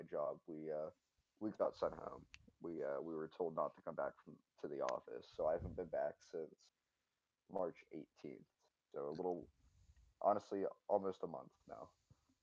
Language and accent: English; Pennsylvania, United States; moved away as an adult; now in Ohio, United States; my family actually, you know, moved to Ohio despite growing up in Pennsylvania.